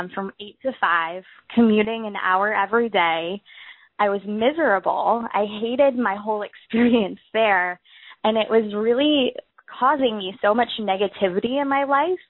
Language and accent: English; Florida, United States; also born or lived in Auburn, Alabama; I ended up relocating back to Florida, my home state